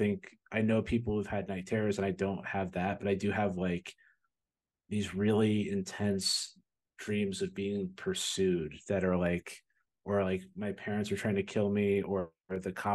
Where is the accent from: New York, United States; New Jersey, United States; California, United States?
New Jersey, United States; now in Chicago, United States; I grew up in New Jersey